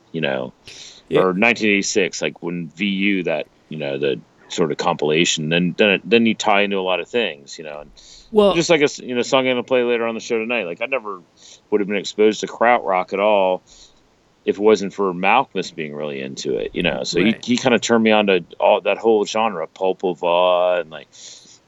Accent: Richmond, Virginia, United States; growing up in Richmond, Virginia

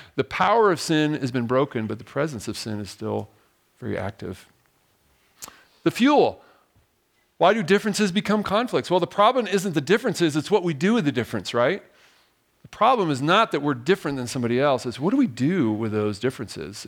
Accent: Diamond Bar, California, United States; moved away as an adult; I'm actually originally from Southern California, a little place called Diamond Bar, and, uh, grew up there

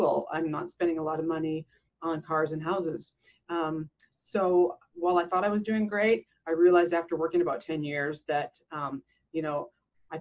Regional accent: Canada; growing up in Canada

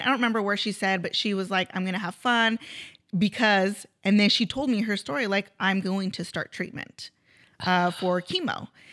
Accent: Grover Beach, California, United States; also born or lived in Nipomo, California; I grew up here in Grover, moved to Napomo, um, and then started a family, and then now I'm back closer to my parents

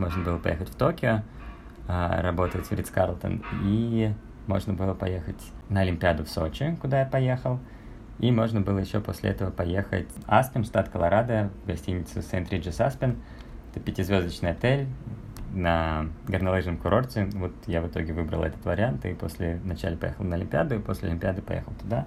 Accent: Saint Petersburg, Russia; moved away as an adult; also born or lived in Switzerland / Aspen, Colorado; now in Batumi, Georgia; я вообще э, родился и вырос в Петербурге

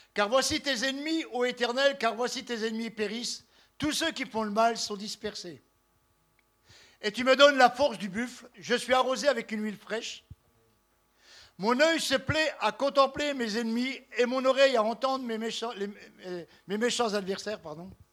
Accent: Besançon, Bourgogne-Franche-Comté, France; Besançon, ma ville natale

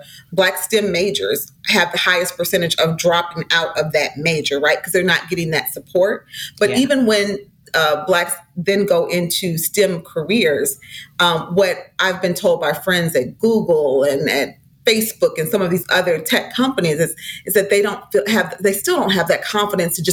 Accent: St. Paul, Minnesota, United States; I was raised in St. Paul, Minnesota in the 70s

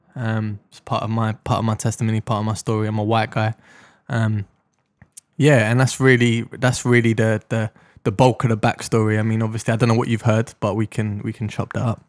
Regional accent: London, United Kingdom; I grew up in Deptford in South London

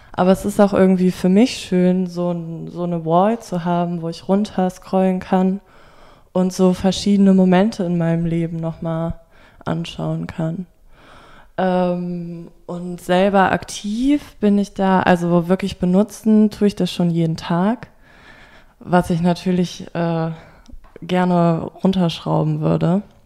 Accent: Bonn, North Rhine-Westphalia, Germany; moved away as an adult; now in Berlin, Germany; Ich komme eigentlich aus Bonn im Rheinland und bin jetzt seit zwei Jahren in Berlin

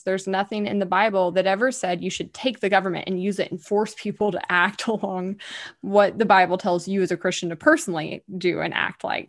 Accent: Alabama, United States; I'm a bit of a hothead from Alabama.

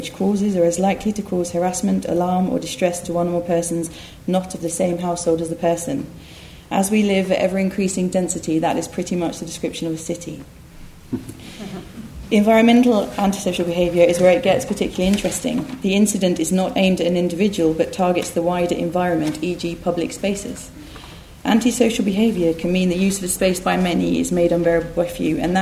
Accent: Essex, East of England, United Kingdom; I grew up in Essex

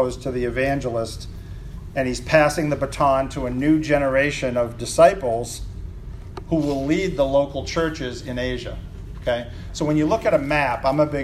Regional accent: New England, United States; accent: New England; my New England accent

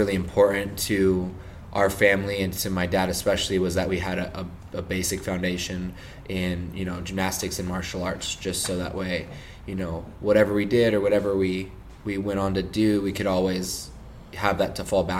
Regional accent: Encinitas, California, United States; also born or lived in Denver, Colorado; I grew up in Encinitas, California.

